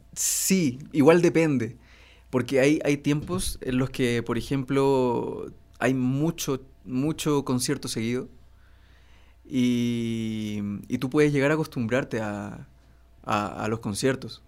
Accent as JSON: {"language": "Spanish", "town": "Iquique", "region": "Tarapacá", "country": "Chile", "tie": "born or raised there", "also_born_or_lived": "Santiago, Chile", "moved": "as an adult", "lives_now": "Mexico", "said": "Yo nací en Santiago, pero me fui a vivir a los dos años a Iquique."}